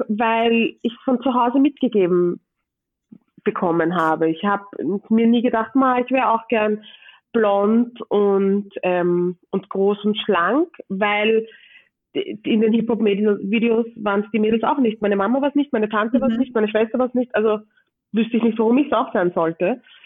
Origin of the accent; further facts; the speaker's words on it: Vienna, Austria; ich bin in Wien geboren und im 22. Bezirk groß geworden